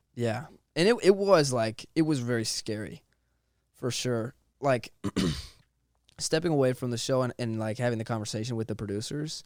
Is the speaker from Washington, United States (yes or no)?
yes; Monroe, Washington, United States; I grew up in Monroe, Washington